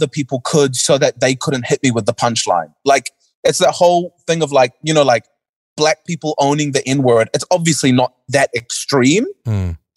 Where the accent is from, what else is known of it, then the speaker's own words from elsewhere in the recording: Auckland, New Zealand; also born or lived in North Shore, Auckland; born and raised in New Zealand, early parts of my life was in West Auckland